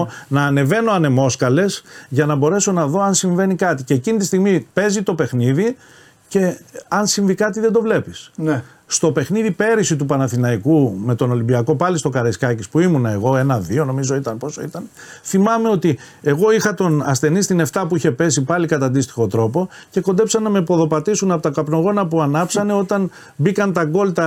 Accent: Nea Smyrni, Attica, Greece; Στη Νέα Σμύρνη τέλειωσα το σχολείο μου. Νεοσμυρνιώτη είμαι κατά βάση το σχολείο

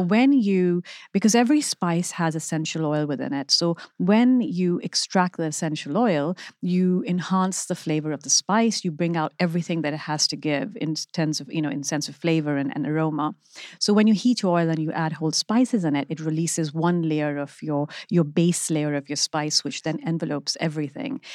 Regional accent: Pakistan; moved away as an adult; also born or lived in London; now in United Kingdom; growing up in Pakistan

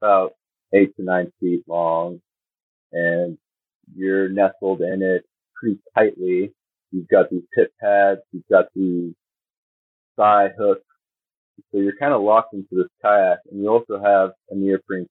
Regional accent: East Coast, United States; also born or lived in West Virginia; I was born in West Virginia and grew up in generally the East Coast

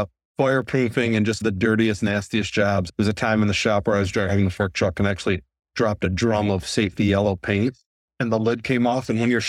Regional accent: Grand Blanc, Michigan, United States; I probably should have been growing up in Grand Blanc on a golf course, but I worked a lot.

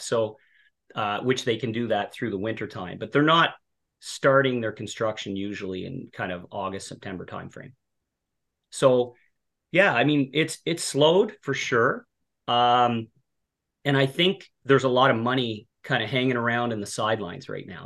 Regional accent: Cape Breton, Nova Scotia, Canada; moved away as an adult; also born or lived in Halifax, Canada; now in Ottawa, Canada; I grew up in Cape Breton, Nova Scotia. Um, born and raised there

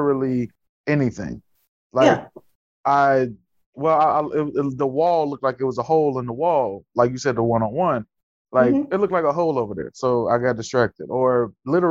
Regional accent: Chicago, Illinois, United States; born or raised there; moved away as an adult; now in Los Angeles, United States

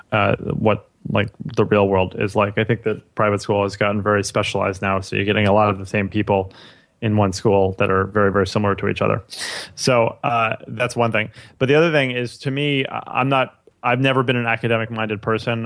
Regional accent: New York City, New York, United States; I grew up in New York City my, my whole life.

